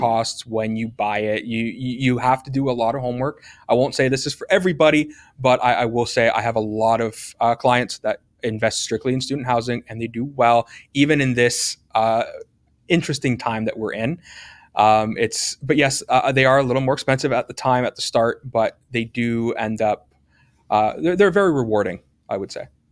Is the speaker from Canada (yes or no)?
yes; Hamilton, Ontario, Canada; I love Hamilton. I'm from Hamilton.